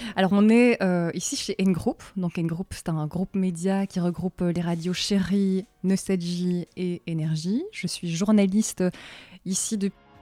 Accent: Brussels, Brussels-Capital Region, Belgium; je suis de Bruxelles. Je suis toujours restée à Bruxelles.

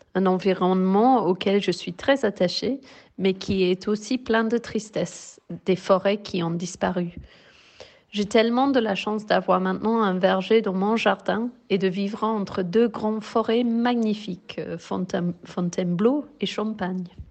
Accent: England, United Kingdom; also born or lived in Paris; now in France; je suis née en Angleterre et je suis orthophoniste

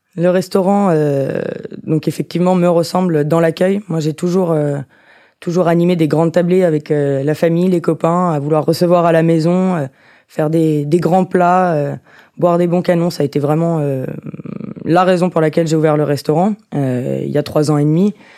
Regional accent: Lyon, Auvergne-Rhône-Alpes, France; also born or lived in Alsace / Shanghai / Vancouver; Je suis lyonnaise, née à Lyon, grandie à Lyon

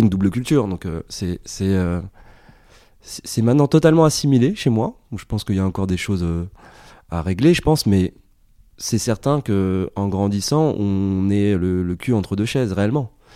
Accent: Montigny-lès-Cormeilles, Île-de-France, France; also born or lived in Paris; on a grandi dans le 95, dans le Val d'Oise, à Montigny-les-Cormeilles pour être très précis

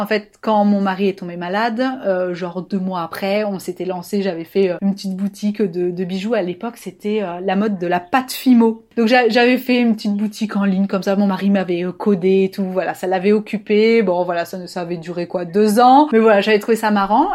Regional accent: Toulouse, Occitania, France; je suis toulousaine

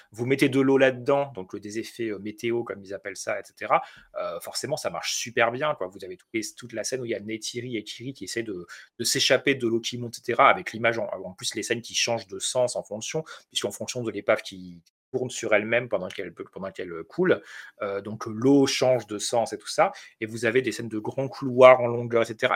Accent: France; je suis français

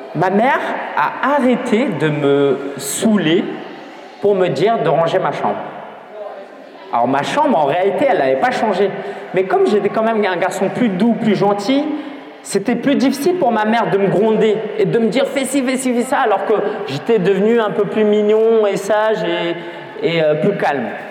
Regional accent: France; je suis né en France, mes parents étaient chinois

